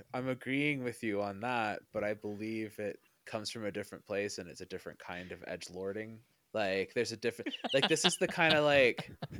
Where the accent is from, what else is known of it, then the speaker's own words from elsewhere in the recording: Canada; accent: Canadian; My boss keeps finding my Canadian accent when I talk, and I'm just like, I don't think I have one, and he's like, yeah, you do.